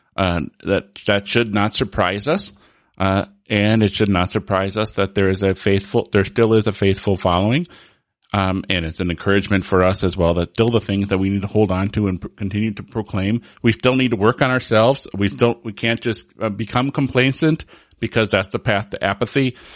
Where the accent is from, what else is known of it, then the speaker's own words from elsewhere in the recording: Holland, Michigan, United States; I was born in Holland, Michigan, which is, you know, a huge reformed